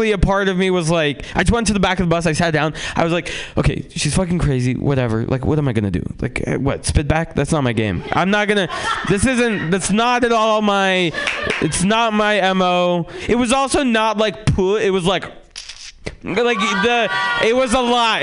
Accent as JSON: {"language": "English", "town": "San Francisco", "region": "California", "country": "United States", "tie": "born or raised there", "also_born_or_lived": "Russia", "said": "I'm Russian, and I was born there and then moved to San Francisco"}